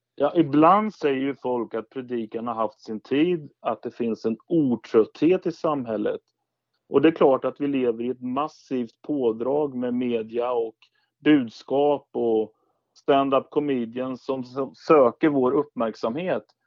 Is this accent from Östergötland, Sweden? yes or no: yes; Skeda, Östergötland, Sweden; den församling jag växte upp i, i Skeda, utanför Linköping